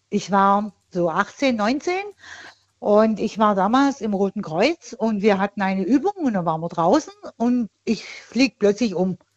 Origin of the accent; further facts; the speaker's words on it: Tuttlingen, Baden-Württemberg, Germany; bei, bei Tuttlingen in da, der Nähe